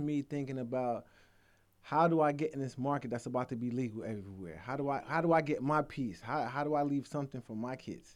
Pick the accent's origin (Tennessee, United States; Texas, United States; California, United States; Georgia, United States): Georgia, United States; also born or lived in Jamaica; we're from Georgia, and I'm representing Georgia